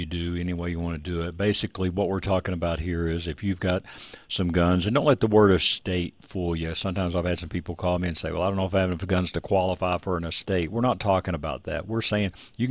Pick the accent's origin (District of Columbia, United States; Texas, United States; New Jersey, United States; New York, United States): Texas, United States; I grew up in Texas